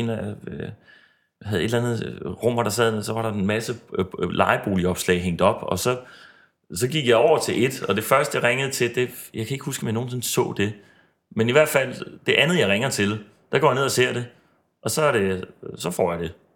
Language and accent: Danish; Odense, Southern Denmark, Denmark; moved away as an adult; also born or lived in Aalborg / Aarhus; now in Copenhagen, Denmark; jeg voksede op i Odense, og jeg flyttede hjemmefra som øh, 19-årig, tror jeg, eller sådan noget, til, øh, til Aalborg.